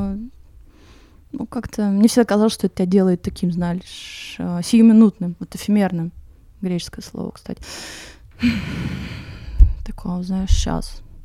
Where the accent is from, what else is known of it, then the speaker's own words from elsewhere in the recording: Moscow, Russia; moved away as an adult; now in Crete, Greece; я, значит, родилась и выросла в Москве